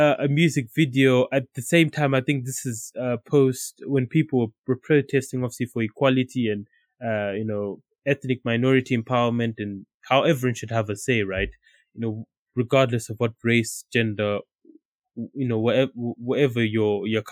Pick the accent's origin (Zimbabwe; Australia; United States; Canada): Zimbabwe; now in United Kingdom; growing up in Zimbabwe